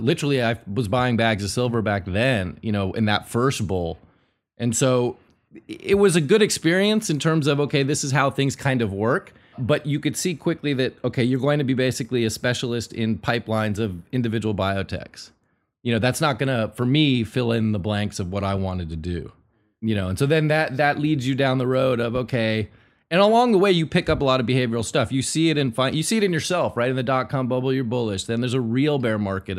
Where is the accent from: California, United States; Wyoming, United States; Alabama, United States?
California, United States; Northern; I grew up sort of in the dot com thing, and I'm from NorCal